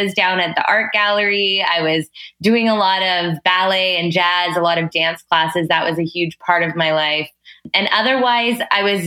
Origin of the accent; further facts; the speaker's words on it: Toronto, Ontario, Canada; So I grew up in Toronto, which is also where I currently live